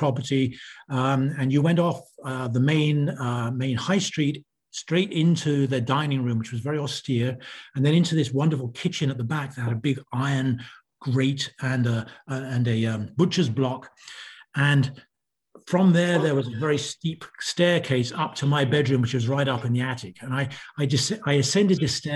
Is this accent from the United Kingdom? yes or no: yes; United Kingdom; moved away as an adult; As you can hear from my accent, I'm from the UK originally